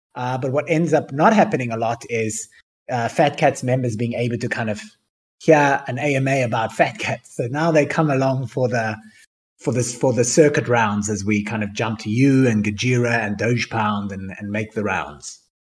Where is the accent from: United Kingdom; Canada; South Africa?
South Africa; Cape Town, Western Cape; I grew up in South Africa